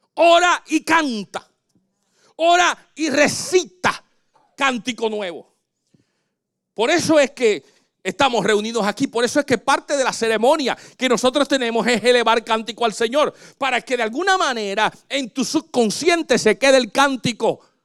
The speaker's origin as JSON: {"language": "Spanish", "country": "Puerto Rico", "tie": "born or raised there", "said": "Yo me crecí en Puerto Rico, pero mi familia era en Santo Domingo"}